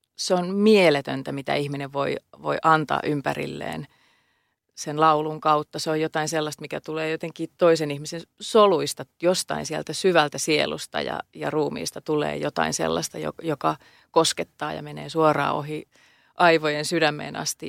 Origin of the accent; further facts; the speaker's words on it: Helsinki, Uusimaa, Finland; Mä oon Pohjois-Helsingistä kotosin